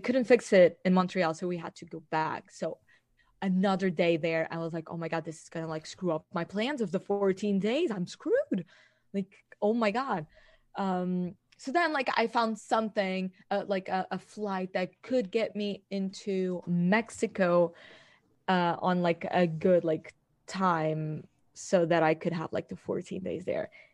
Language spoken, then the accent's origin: English; Portugal; I am from Portugal